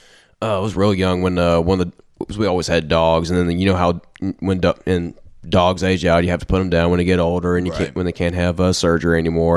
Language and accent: English; Brownsville, Tennessee, United States; Where I was growing up in Brownsville was a bunch of farmer kids, and I was one of them too. And because I grew up, you know, raising cows and stuff like that, and was cows and horses and dogs and stuff like that.